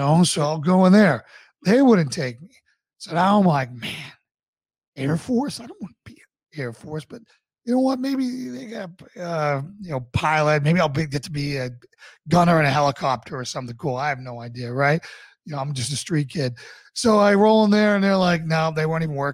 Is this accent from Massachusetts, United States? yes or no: yes; Boston, Massachusetts, United States; moved away as an adult; also born or lived in Charlottesville, Virginia; I wanted to come home and fight for my hometown. So I got out in 2008, joined the Boston Police Department